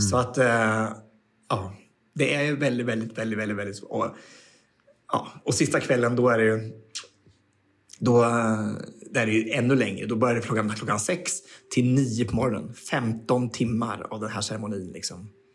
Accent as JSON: {"language": "Swedish", "country": "Sweden", "said": "I'm from Sweden"}